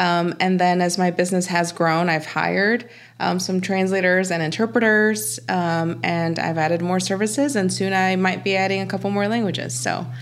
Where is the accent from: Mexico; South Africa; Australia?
Mexico; moved away; I'm from Mexico